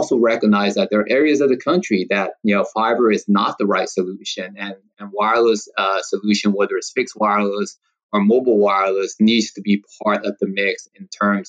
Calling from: Rancho Palos Verdes, California, United States; I am actually in the LA area. So I am based out of the El Segundo campus for AT&T, and I'm actually currently at my home in Rancho Palos Verdes

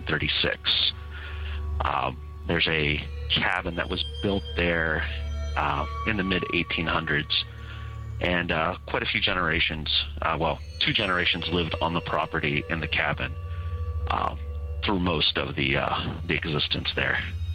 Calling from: Ohio, United States; I am from the Central Ohio area.

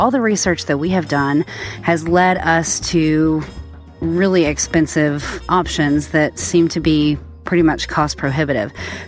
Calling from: Asheville, North Carolina, United States; I'm from Asheville, North Carolina.

